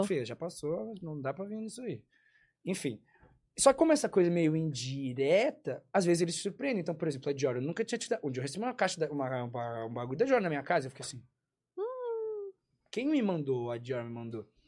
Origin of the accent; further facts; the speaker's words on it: São Paulo, Brazil; Cresci em São Paulo